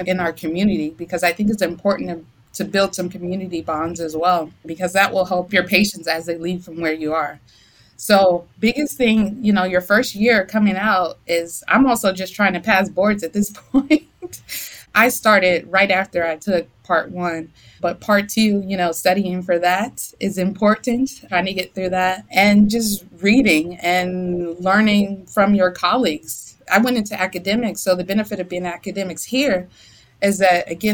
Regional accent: Durham, North Carolina, United States; moved away as an adult; also born or lived in St. Louis / Chicago; now in Columbia, Missouri, United States; I'm from North Carolina. I'm from Durham, North Carolina.

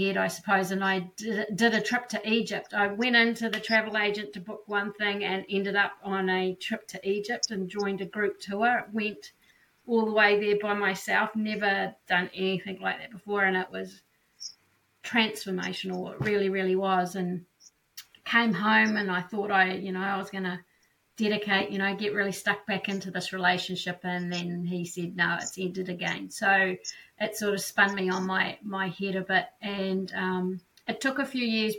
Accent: New Zealand; So I'm born and bred in New Zealand, so that's where I'm coming from today or tonight

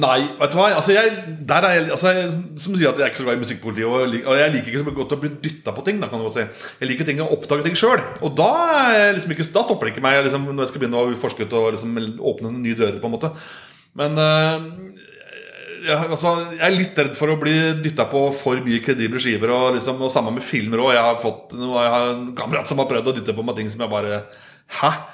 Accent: Solør, Innlandet, Norway; jeg er oppvokst på Kirketein oppe i Soler

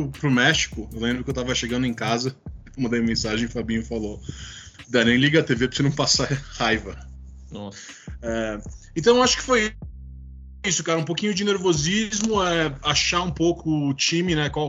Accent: Brazil; born there; Nasci em Brasil, pero sou argentino de coração.

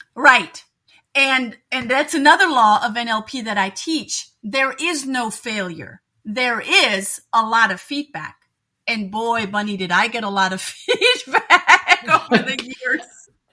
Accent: Germany; moved away as an adult; also born or lived in Munich, Germany; now in Cleveland, United States; I am originally from Germany, so German by birth

